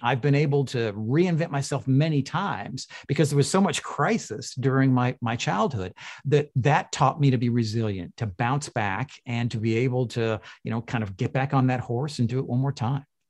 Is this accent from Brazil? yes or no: no; Toronto, Ontario, Canada; was born in, in Toronto